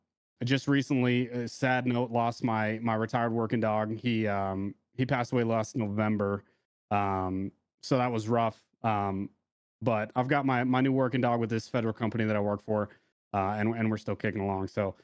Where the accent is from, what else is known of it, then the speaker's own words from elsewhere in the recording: Seattle, Washington, United States; also born or lived in Alaska; So yeah, on the outside, man, I'm from Seattle originally. My dad was Coast Guard. We went up all and down the West Coast, lived in Alaska for a couple years. And yeah, just spent my time moving around, but Seattle's home.